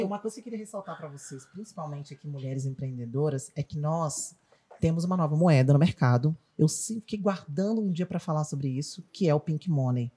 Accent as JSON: {"language": "Portuguese", "region": "Rio de Janeiro", "country": "Brazil", "moved": "yes", "said": "vim da escolinha de base do Flamengo, sou carioca"}